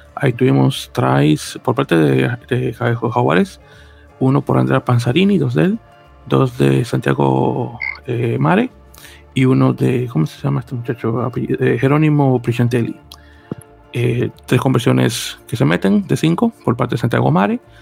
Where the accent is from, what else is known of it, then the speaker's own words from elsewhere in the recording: New York, United States; como neoyorquino que soy